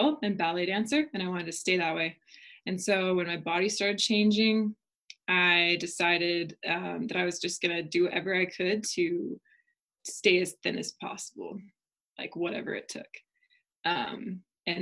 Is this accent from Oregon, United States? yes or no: yes; Oregon, United States; moved away as an adult; now in Utah, United States; I'm from Oregon originally